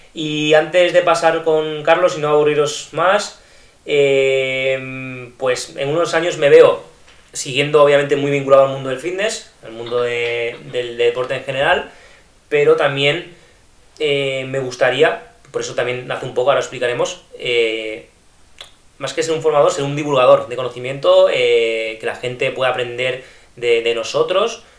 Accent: Almendralejo, Extremadura, Spain; moved away as an adult; now in Barcelona, Spain; yo soy procedente de, de Extremadura, de un pueblo que se llama Almendralejo

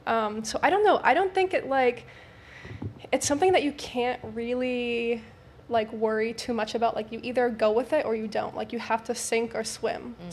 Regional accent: Canada; moved away as an adult; also born or lived in Dubai; now in Miami, United States; I'm from Canada, but I moved to Dubai

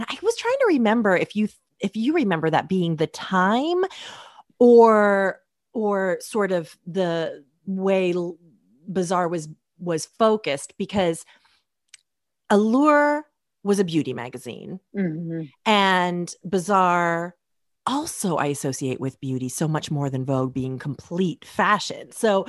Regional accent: Portland, United States; I grew up in Portland and was totally alternative.

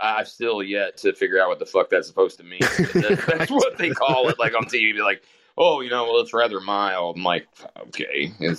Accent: Western Kentucky, United States; moved away; also born or lived in Louisville, Kentucky; I'm from Louisville, which is a city, but like I actually grew up in this little shitty two stoplight town in Western Kentucky that's just all like churches and gas stations.

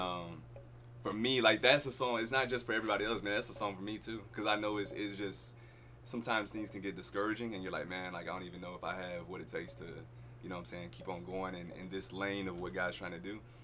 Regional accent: Fort Worth, Texas, United States; I'm originally from Fort Worth, Texas.

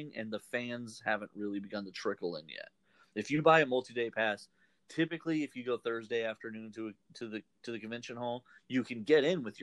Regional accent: Houston, Texas, United States; I'm from Houston

